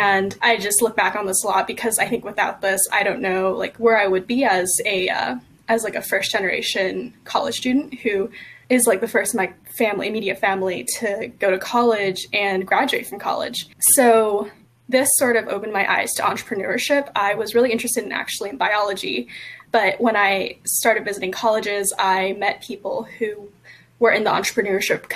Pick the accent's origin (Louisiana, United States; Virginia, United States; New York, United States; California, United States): California, United States; East Bay; I grew up in the East Bay, so I was maybe an hour or so away from Silicon Valley